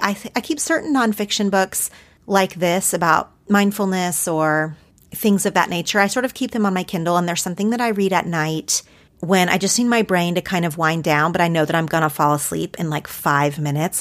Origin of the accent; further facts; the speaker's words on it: Oklahoma, United States; growing up in Oklahoma